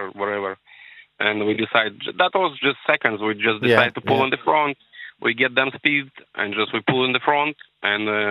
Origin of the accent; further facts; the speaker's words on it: Moldova; English is a second language; now in Ireland; We are two brothers, but we're not from Poland, from Moldova.